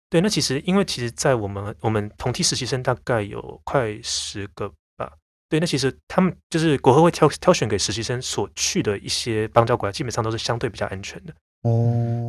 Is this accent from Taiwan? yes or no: yes; Taiwan; 我其实算是台湾土生土长的人